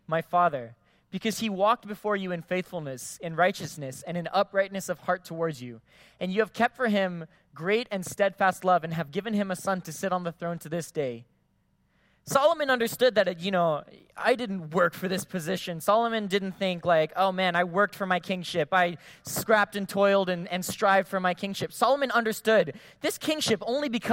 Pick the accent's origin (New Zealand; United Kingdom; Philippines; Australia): Philippines; now in Guam; I grew up in the Philippines